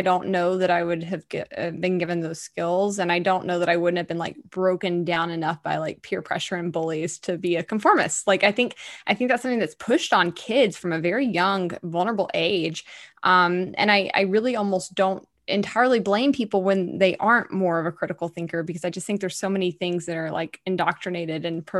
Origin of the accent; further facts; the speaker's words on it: Deep South, United States; I always compare it to like these football teams that I grew up around in the Deep South.